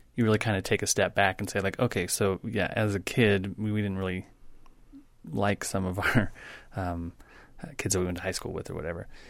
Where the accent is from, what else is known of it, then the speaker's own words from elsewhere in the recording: Wyoming, United States; I grew up in Wyoming